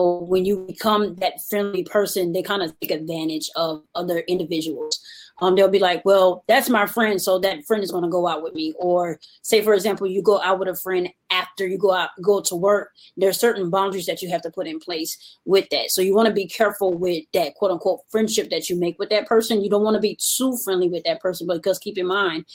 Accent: New Orleans, Louisiana, United States; I'm originally from New Orleans, Louisiana

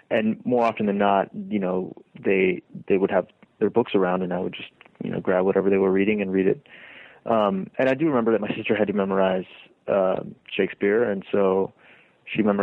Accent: Lima, Peru; born there; Both of my sisters were born in Baltimore, um, and then a few years later, I was born in Lima.

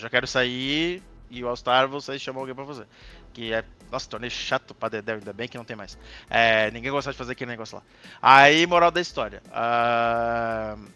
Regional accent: Santa Catarina, Brazil; also born or lived in Rio Grande do Sul; Eu nasci no Rio Grande do Sul, mas eu sempre morei em Santa Catarina, então me considero né, praticamente catarinense do que gaúcho

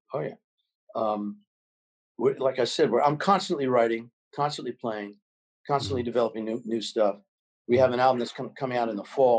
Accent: New York City, New York, United States; born there; No. I was born in New York City. My family moved to the suburbs, and then I moved back to New York as soon as I could, back to the city.

